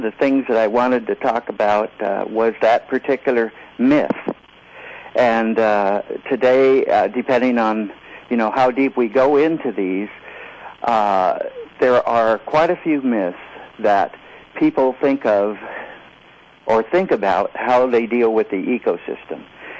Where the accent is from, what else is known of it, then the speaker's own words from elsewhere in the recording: California, United States; also born or lived in Washington / Oregon; I grew up in parts of California and the eastern part of San Diego County and Washington and Oregon.